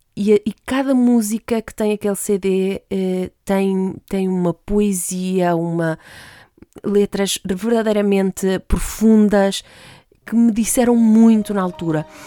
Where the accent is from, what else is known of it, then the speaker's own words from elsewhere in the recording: Madeira, Portugal; moved away as an adult; also born or lived in France; saí então da Ilha da Madeira, onde vivia com os meus pais, fui para a França estudar